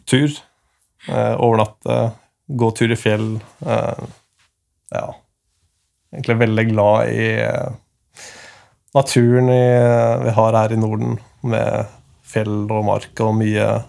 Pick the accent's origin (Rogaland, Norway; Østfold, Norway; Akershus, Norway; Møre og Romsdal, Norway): Akershus, Norway; Asker; Jeg kommer fra Norge. Mm. Asker, som er rett ved Oslo